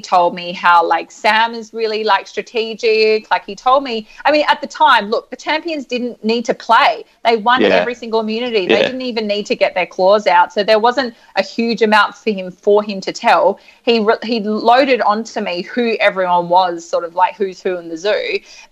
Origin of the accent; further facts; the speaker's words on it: Adelaide, South Australia, Australia; I'm from Adelaide